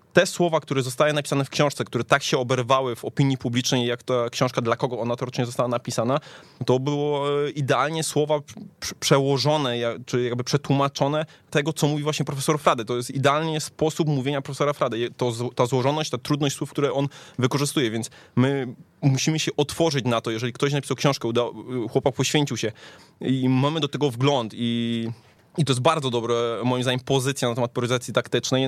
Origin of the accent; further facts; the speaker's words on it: Tychy, Silesian Voivodeship, Poland; pochodzę z Tychów